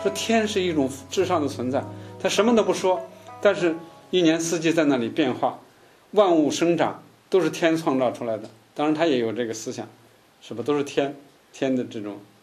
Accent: China; 我们中国人

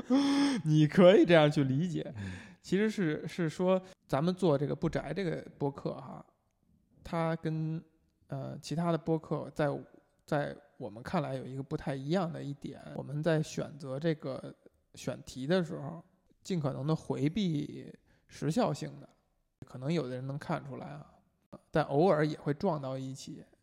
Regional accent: Beijing, China; 我们作为就从小在北京长大的人，本身就是说话不张嘴

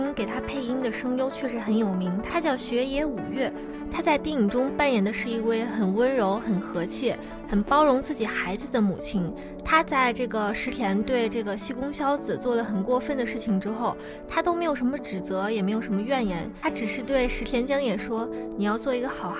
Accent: Taiyuan, Shanxi, China; moved away as an adult; now in Chongqing, China; 对我们都是来自同一个地方啊，都是来自太原。

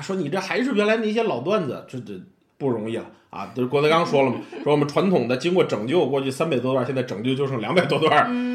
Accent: Tianjin, China; accent: Tianjin; 我是天津人

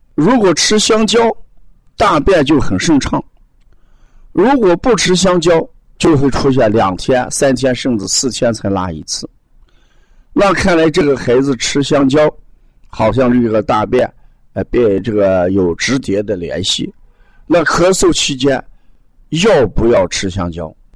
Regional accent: the North, northern China, China; 我们北方都有暖气，啊，十五号暖气一放开之后，屋子的温度最低也在十八度、二十度以上

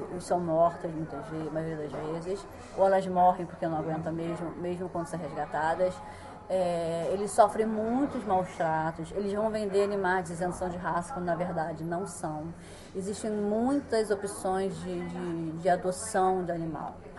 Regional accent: Rio de Janeiro, Brazil; now in China; eu sou do Rio de Janeiro

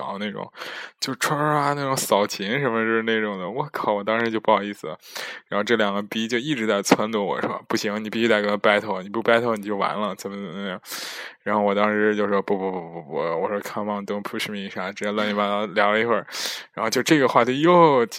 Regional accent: China; now in Netherlands; 我就说我是中国人，但是在荷兰留学，其实有假期，然后出来玩儿

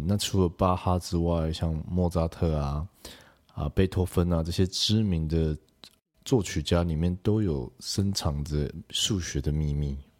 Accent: Kaohsiung, Taiwan; 其实我也是高雄人

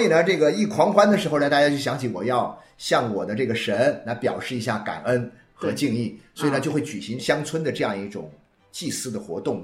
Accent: China; 又由于我们中国人的这个文化里面

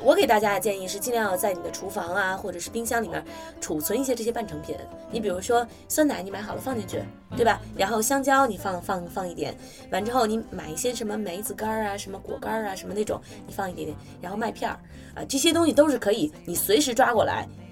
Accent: China; 我们中国人

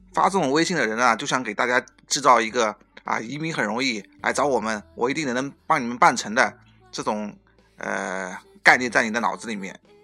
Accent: China; now in Canada; 我们中国人

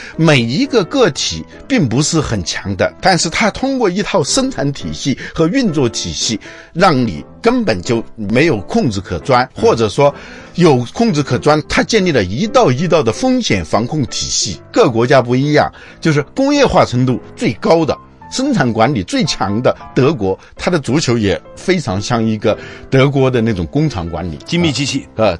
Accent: China; 我们中国人可能是很多人都是活着是为了干活

